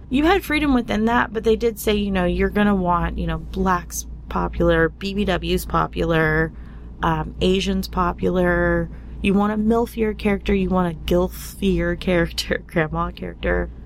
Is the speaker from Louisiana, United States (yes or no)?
no; Dallas, Texas, United States; I grew up in Dallas, Texas and very repressed area